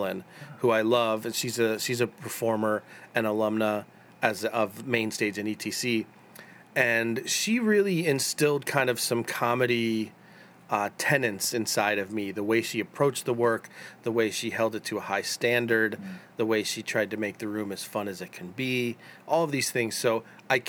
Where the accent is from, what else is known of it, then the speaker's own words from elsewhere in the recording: Chicago, Illinois, United States; now in Los Angeles, United States; I grew up in Chicago. I'm from here.